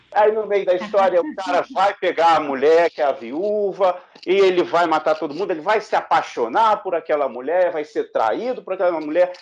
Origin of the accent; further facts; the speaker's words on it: Brazil; nós também, enquanto brasileiros